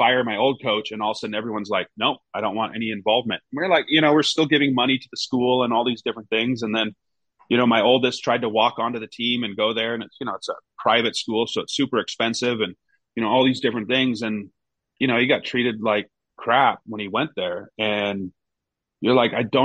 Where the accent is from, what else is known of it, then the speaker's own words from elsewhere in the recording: Seattle, Washington, United States; moved away as an adult; also born or lived in Reading, England; playing another 4 years, with the Sounders. And that was, you know, it's where my professional career started. It's my hometown